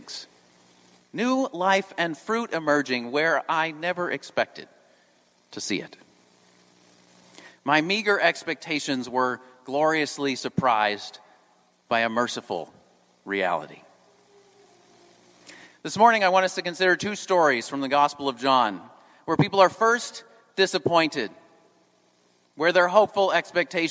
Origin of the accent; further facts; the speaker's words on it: New England, United States; moved away; I'm from New England